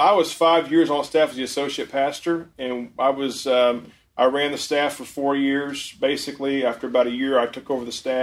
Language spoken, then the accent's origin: English; Ohio, United States; moved away; I'm from Ohio. I'm a Buckeye